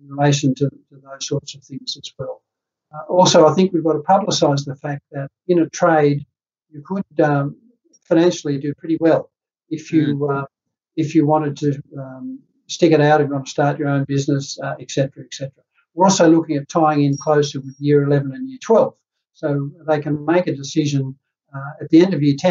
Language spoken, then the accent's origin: English; Netherlands; now in New South Wales, Australia; I'm from Holland